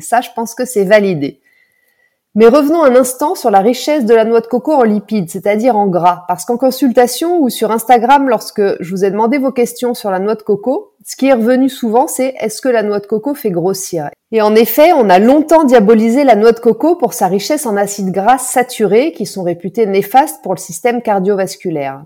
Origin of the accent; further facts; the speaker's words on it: France; chez nous en France